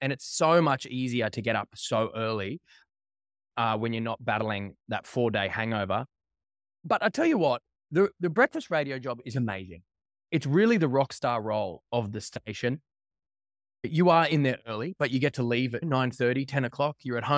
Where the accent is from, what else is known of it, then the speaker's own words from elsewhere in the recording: Brisbane, Queensland, Australia; So I grew up in Brisbane, on the south side of Brisbane.